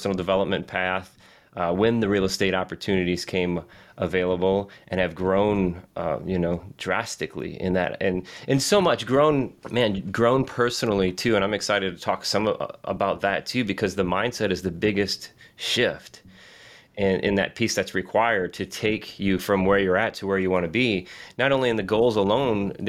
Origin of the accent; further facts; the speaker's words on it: Southwest Michigan, United States; Born and raised in Southwest Michigan